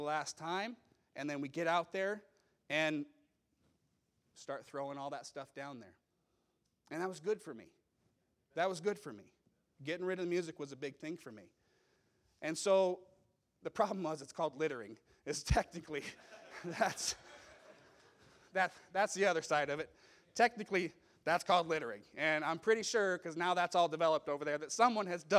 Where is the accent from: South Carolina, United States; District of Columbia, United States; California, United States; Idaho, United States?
Idaho, United States; Meridian; I grew up in Meridian, and at that time it was a small town.